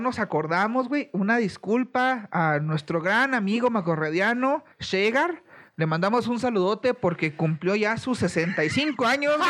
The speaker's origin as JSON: {"language": "Spanish", "country": "Mexico", "said": "cómo somos los mexicanos"}